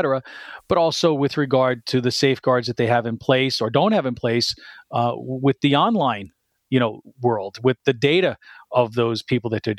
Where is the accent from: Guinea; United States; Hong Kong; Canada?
United States; New Jersey; I'm also a Jersey boy. I grew up in North Jersey